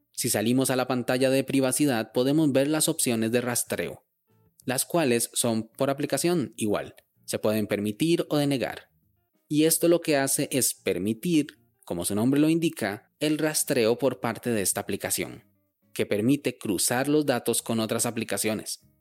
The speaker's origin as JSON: {"language": "Spanish", "country": "Costa Rica", "said": "Yo vivo en Costa Rica"}